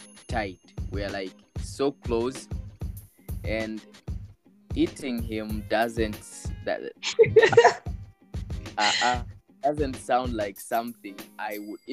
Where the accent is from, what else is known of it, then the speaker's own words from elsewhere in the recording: Uganda; I'm from Uganda